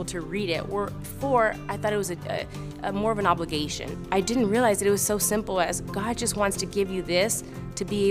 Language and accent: English; Laredo, Texas, United States; I was born in Laredo, Texas, small town on the border to Mexico and the U.S.